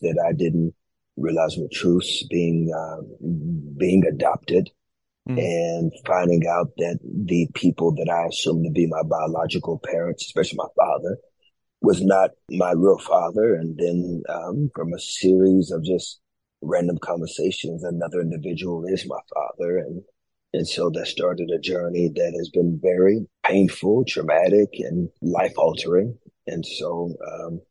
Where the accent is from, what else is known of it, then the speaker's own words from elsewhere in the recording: Fort Worth, Texas, United States; I come from Fort Worth, Texas